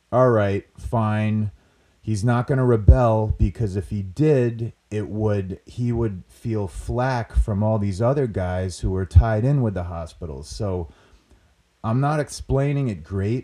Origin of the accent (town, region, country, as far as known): Rhode Island, United States; accent: Rhode Island / New England